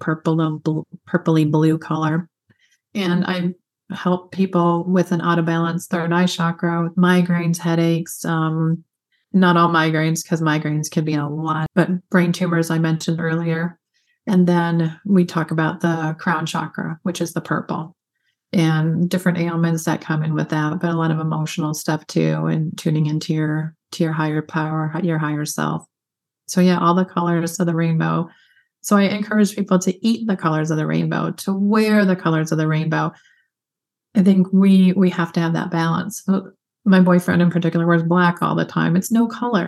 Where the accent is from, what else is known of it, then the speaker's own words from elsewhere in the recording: Michigan, United States; I grew up in Michigan